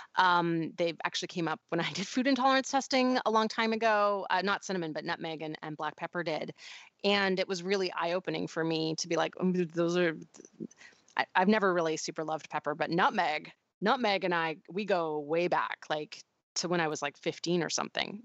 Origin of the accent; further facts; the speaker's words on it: Canada; now in United States; there's still some Canadianisms that come out